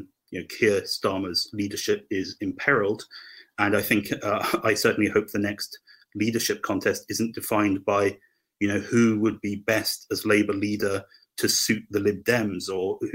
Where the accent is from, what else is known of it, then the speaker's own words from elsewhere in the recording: Hampshire, South East England, United Kingdom; I'm from Hampshire